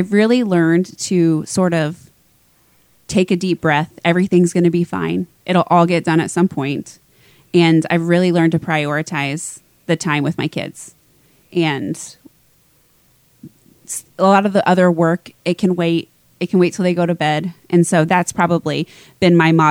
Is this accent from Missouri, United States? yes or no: yes; Lawson, Missouri, United States; also born or lived in Kansas City; I grew up in Lawson.